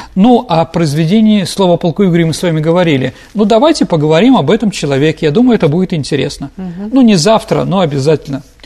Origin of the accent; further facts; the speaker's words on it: Saint Petersburg, Russia; как петербуржец, как ученик исторического факультета